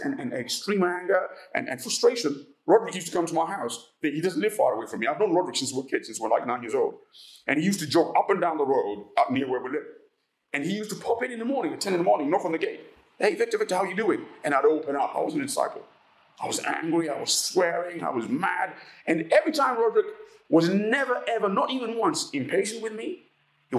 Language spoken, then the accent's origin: English; Uganda; moved away; also born or lived in England; I come from Uganda